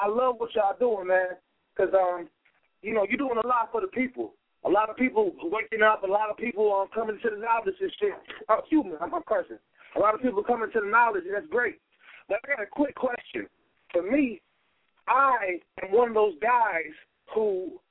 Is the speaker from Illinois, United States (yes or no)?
yes; Chicago, Illinois, United States; I'm from Chicago